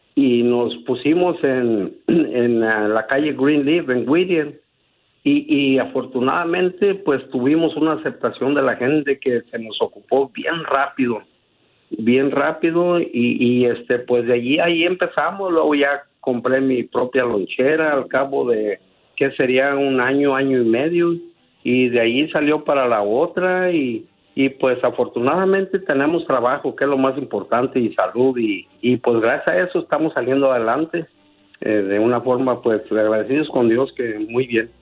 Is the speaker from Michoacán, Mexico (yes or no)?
yes; Zamora, Michoacán, Mexico; also born or lived in Caurio de Guadalupe, Michoacán / La Brea, California; now in California, United States; yo nací en un pueblo que se llama Caurio de Guadalupe, pero nos criamos en Zamora